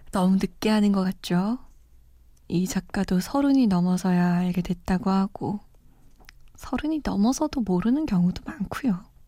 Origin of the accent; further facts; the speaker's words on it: Seoul, South Korea; moved away; also born or lived in Iran; 저는 사실 서울 토박이거든요. 물론 이란에서 좀 오래 살다 오긴 했지만